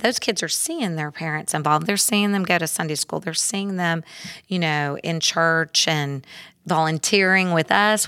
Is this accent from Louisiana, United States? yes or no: no; Houston, Texas, United States; also born or lived in Klein area; I grew up in Spring Branch, in, in Houston